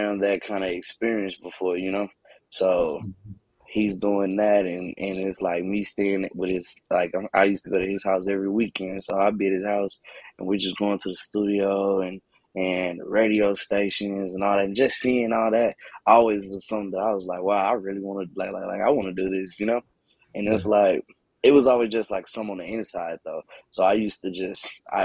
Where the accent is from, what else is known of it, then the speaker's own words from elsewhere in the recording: Cedar Hill, Texas, United States; I'm from Cedar Hill, Texas. It's on the other side of the outskirts of Dallas as well.